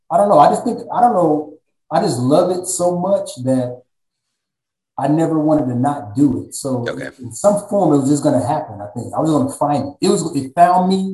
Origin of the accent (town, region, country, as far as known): Texas, United States; born or raised there; also born or lived in San Diego, California